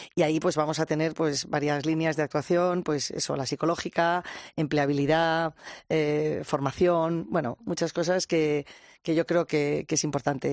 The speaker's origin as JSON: {"language": "Spanish", "town": "Cercedilla", "region": "Community of Madrid", "country": "Spain", "said": "soy de Cercedilla"}